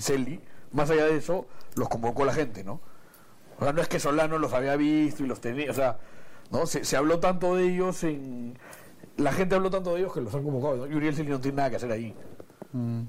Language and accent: Spanish; Peru; pocas veces se nos presenta a los peruanos una situación favorable